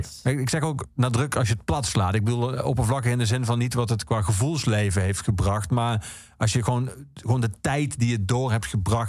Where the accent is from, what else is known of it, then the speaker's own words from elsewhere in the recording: Netherlands; wij Nederlanders